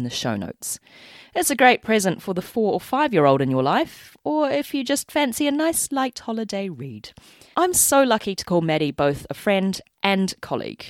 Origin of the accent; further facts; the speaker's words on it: New Zealand; accent: Kiwi; my Kiwi accent